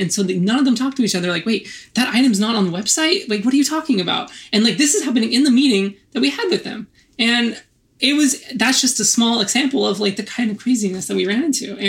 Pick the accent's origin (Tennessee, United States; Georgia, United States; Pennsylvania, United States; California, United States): California, United States; Orange County; moved away as an adult; also born or lived in Los Angeles; now in New York, United States; That's where I grew up, technically in Orange County